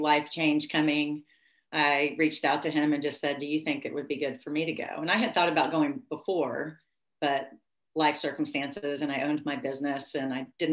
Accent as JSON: {"language": "English", "region": "Tennessee", "country": "United States", "tie": "born or raised there", "said": "I grew up in America and Tennessee"}